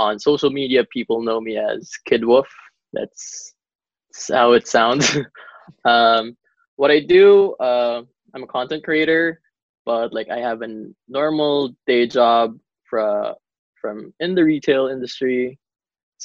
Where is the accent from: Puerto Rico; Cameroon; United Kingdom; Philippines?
Philippines; Davao City, Davao Region; now in Manila, Philippines; I actually flew back to my hometown. I am in way down south. I'm back in Davao for now.